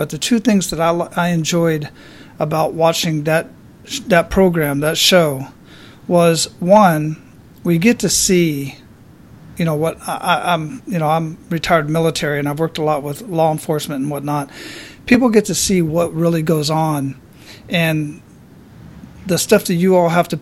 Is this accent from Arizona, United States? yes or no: yes; Phoenix, Arizona, United States; also born or lived in Hawaii / Germany; now in Florida, United States; I grew up in Phoenix